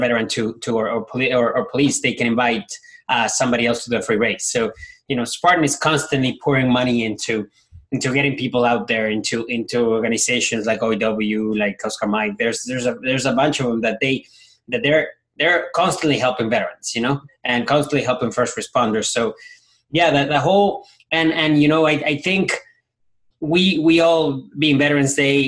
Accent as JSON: {"language": "English", "country": "Ecuador", "moved": "yes", "lives_now": "United States", "said": "coming from a third world country, we see, we're from Ecuador"}